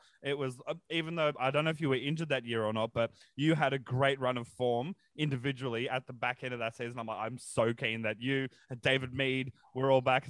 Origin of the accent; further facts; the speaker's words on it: Central Coast, New South Wales, Australia; also born or lived in Brisbane, Queensland; I was born in Brizzy, but, you know, down on the Central Coast from when I was four